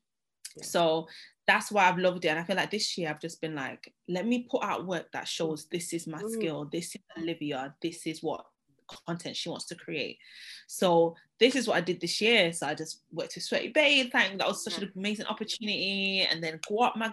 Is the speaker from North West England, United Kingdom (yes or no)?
yes; Manchester, North West England, United Kingdom; moved away as an adult; I'm from Manchester originally